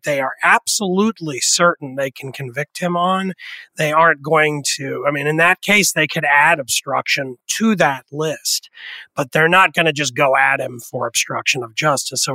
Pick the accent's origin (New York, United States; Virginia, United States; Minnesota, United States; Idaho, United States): New York, United States; the New York area, United States; when I was a teenager growing up in the New York area